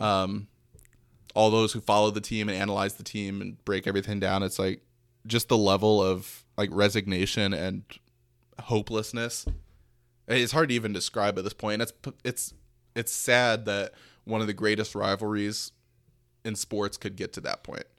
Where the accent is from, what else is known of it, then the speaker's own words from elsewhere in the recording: Detroit, Michigan, United States; Growing up in the Metro Detroit area